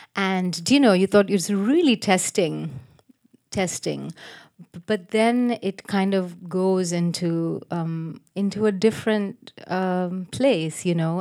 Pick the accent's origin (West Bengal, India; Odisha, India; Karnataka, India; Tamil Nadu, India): Tamil Nadu, India; Chennai; also born or lived in United States; when I was growing up in Madras